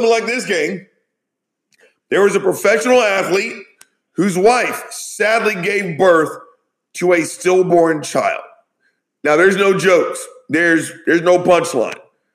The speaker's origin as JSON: {"language": "English", "region": "the South", "country": "United States", "said": "I'm from the South."}